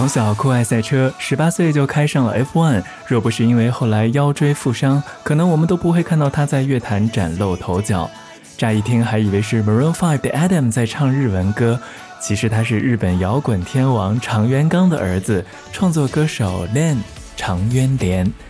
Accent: Xi'an, Shaanxi, China; 我的故乡西安

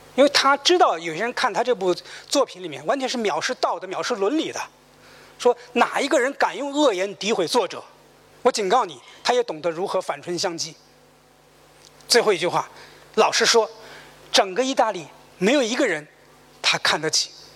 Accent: China; 我们中国人

